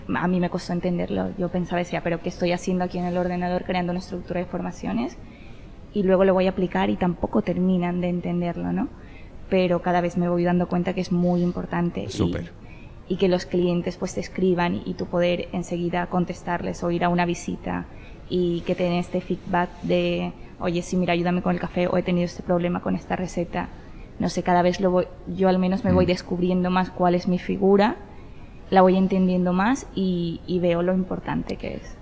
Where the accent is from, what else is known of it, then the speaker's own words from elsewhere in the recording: Ecuador; yo soy de Ecuador